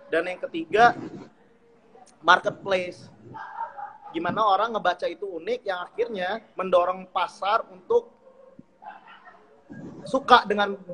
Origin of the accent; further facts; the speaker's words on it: Lampung, Indonesia; also born or lived in Java; Gue asli Putra Lampung.